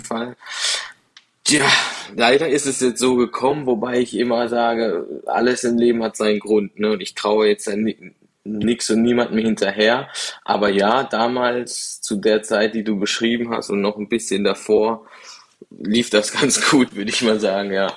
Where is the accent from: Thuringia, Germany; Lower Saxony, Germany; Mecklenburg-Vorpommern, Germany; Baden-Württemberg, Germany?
Baden-Württemberg, Germany; Dreiländereck; also born or lived in Freiburg; now in Cologne, Germany; ich komme da ganz unten aus dem Dreiländereck